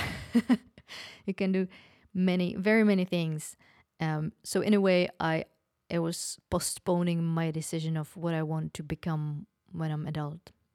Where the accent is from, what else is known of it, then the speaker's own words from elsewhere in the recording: Opava, Moravian-Silesian Region, Czechia; moved away; I was born in Opava, that is, uh, close to Poland, mm, borders with Poland, near Ostrava.